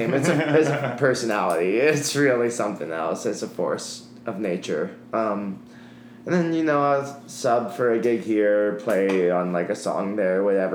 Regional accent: Salt Lake City, Utah, United States; also born or lived in California; now in Chicago, United States; I'm originally from Salt Lake City, Utah, actually.

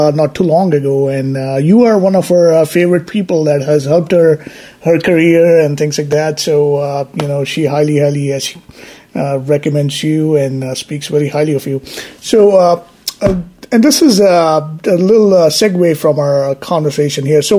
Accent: Mumbai, Maharashtra, India; moved away as an adult; now in United States; I'm originally from Mumbai. I've been in the U.S. now for more than 20 plus years now

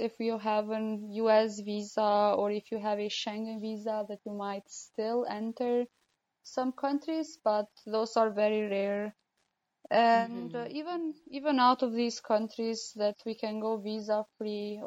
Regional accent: Kosovo; now in South Sudan; I'm from Kosovo

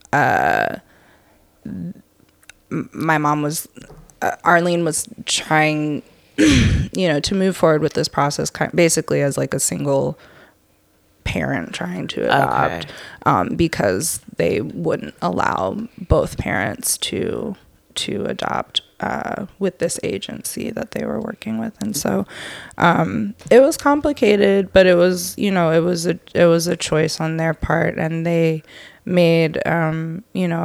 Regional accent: Lancaster, Pennsylvania, United States; also born or lived in Minnesota; now in Atlanta, United States; We lived in Minnesota until I was like 3, and then I grew up in Lancaster, Pennsylvania, which is as country as it sounds

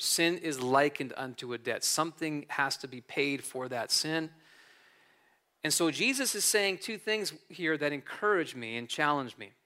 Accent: New Jersey, United States; moved away as an adult; also born or lived in California; I was born and raised in North Jersey, so I'm, I'm a Jersey guy through and through.

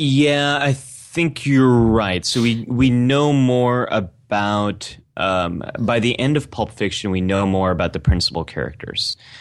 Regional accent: Bay Area, California, United States; I grew up in Bay Area

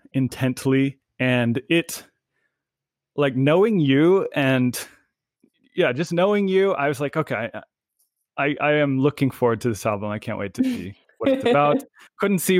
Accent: San Luis Obispo County, California, United States; my childhood home growing up in San Luis Obispo County

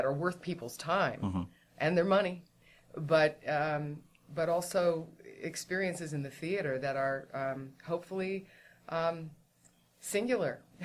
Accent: San Francisco Bay Area, California, United States; I grew up in the San Francisco Bay Area.

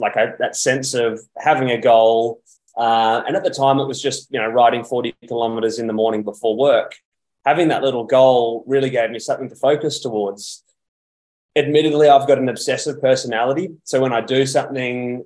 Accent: Perth, Western Australia, Australia; I'm actually originally from Perth in Western Australia, and I got my first bike at around age 13.

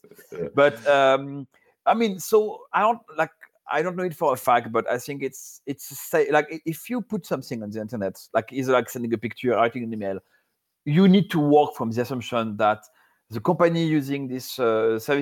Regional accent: France; accent: French; English is a second language; I'm French, so you're going to have to suffer my accent

